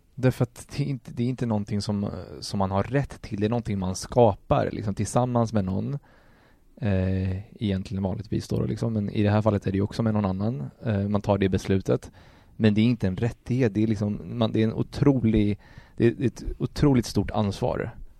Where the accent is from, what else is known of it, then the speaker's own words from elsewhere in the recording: Colombia; now in Sweden; jag är från Colombia, jag är inte adopterad